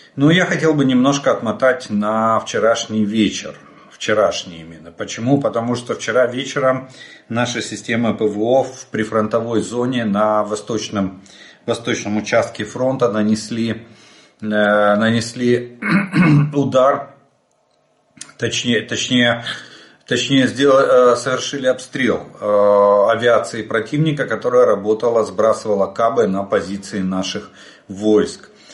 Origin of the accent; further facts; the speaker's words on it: Ukraine; мы из Украины.